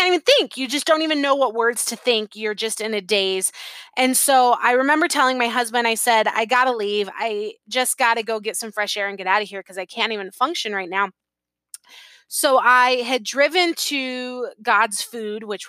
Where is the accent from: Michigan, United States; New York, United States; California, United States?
California, United States; San Diego; moved away as an adult; I had been born and raised in San Diego